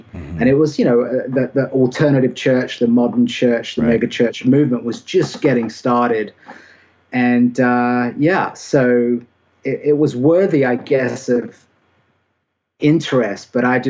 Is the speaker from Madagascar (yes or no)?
no; United Kingdom; accent: British; now in Anderson, United States; I think maybe my accent isn't quite as distinctively British as it used to be.